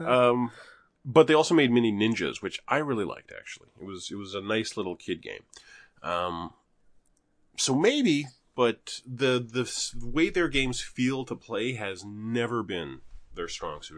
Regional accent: Canada; moved away; there was a time when we were the greenest city in Canada

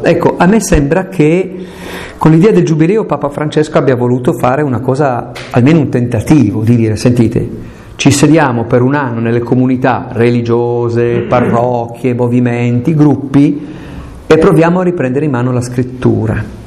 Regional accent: Aosta Valley, Italy; E io sono valdostano, sono montanaro

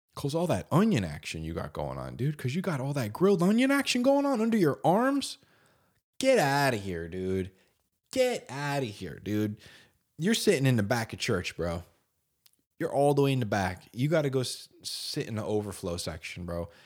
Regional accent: New Jersey, United States; I'm from New Jersey

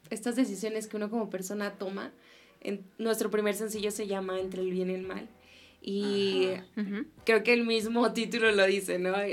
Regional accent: Tamaulipas, Mexico; now in Mexico City, Mexico; somos del norte, somos de Tamaulipas, frontera, y según yo no tenemos acento.

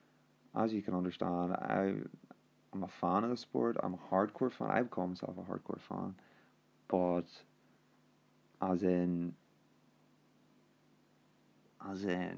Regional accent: Northern Ireland, United Kingdom; I'm actually from Ireland, the north of Ireland, actually

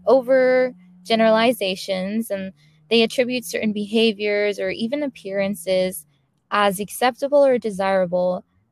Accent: San Diego, California, United States; I was born and raised on the West Coast, specifically in San Diego, California.

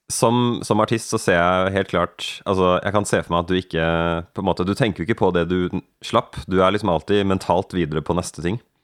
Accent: Norway; Jeg tenker på meg selv som nordmann

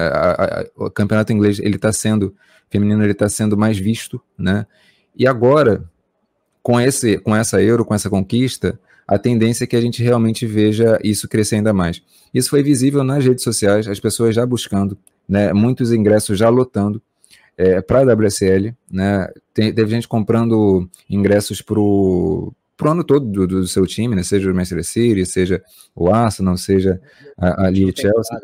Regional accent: Brazil; nós estamos no Brasil

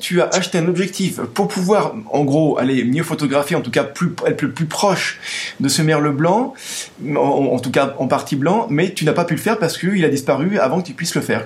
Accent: France; chez nous en France

